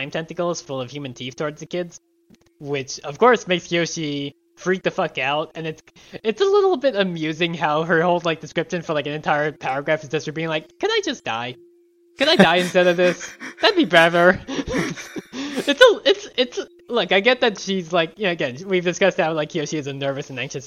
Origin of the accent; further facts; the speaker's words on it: Long Island, New York, United States; growing up on Long Island